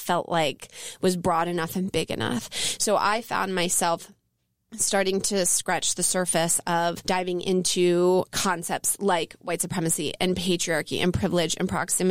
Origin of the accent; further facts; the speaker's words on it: Elkins Park, Pennsylvania, United States; also born or lived in Jenkintown, Pennsylvania; I'm originally from Elkins Park, Pennsylvania, and I spent my grade school years at Abington Friends in Jenkintown in the suburbs of Philly